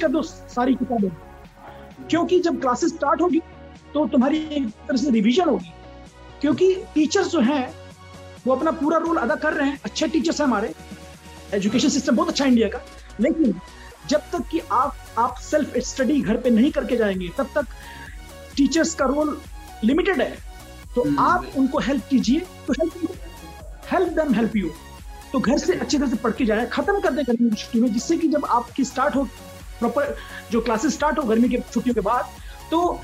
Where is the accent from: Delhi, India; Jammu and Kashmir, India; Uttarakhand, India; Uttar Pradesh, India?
Delhi, India; also born or lived in Chhapra, Bihar / Noida; दिल्ली में पैदा हुआ था हम्म। गोल मार्केट के एरिया में हम्म। मम्मी पापा यहाँ पे शुरू से ही आ गए थे ओरिजिनली हम छपरा बिहार से हैं